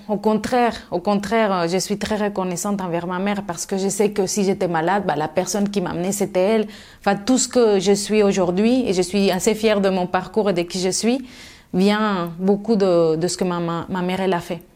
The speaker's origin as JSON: {"language": "French", "region": "Mexico City", "country": "Mexico", "tie": "born or raised there", "second_language": "French", "moved": "as an adult", "lives_now": "France", "said": "je suis née à Mexico et j'ai grandi à Mexico et je suis restée jusqu'à l'âge de 18 ans."}